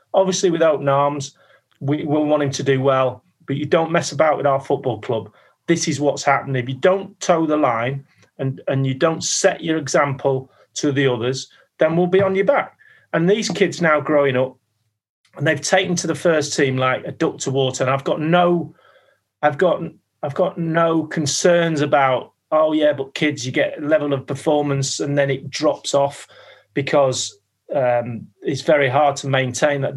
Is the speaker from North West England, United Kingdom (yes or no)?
yes; Manchester, North West England, United Kingdom; moved away as an adult; also born or lived in London; I was a kid from Manchester, signing at 23, 24 into this huge football club